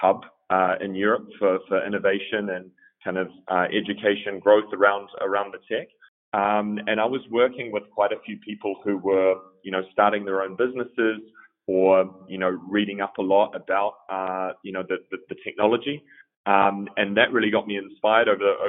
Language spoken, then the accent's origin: English; New Zealand; moved away as an adult; also born or lived in Melbourne, Australia; now in Berlin, Germany; I grew up in New Zealand